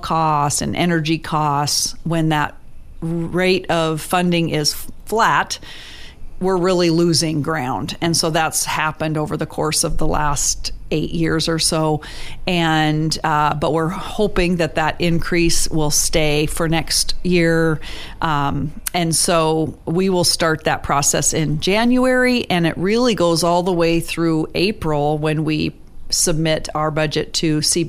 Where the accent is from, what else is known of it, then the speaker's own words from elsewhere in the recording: Juneau, Alaska, United States; growing up in Juneau, which I didn't know was unique until I left here